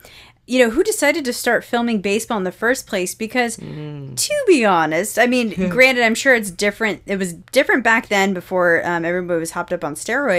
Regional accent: East Bay, California, United States; I am from East Bay.

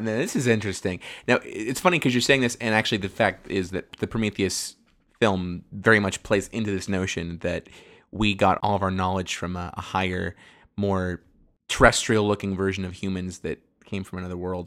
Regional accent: Northern California, United States; we are from Northern California

